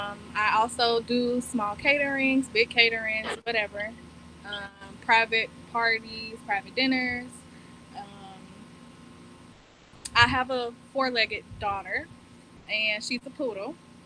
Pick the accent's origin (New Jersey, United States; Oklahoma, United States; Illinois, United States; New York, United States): Illinois, United States; Chicago; I'm from Chicago.